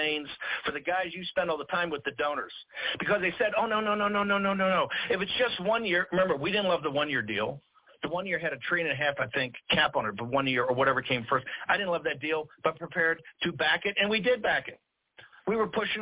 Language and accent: English; the South, United States; I'm a Southerner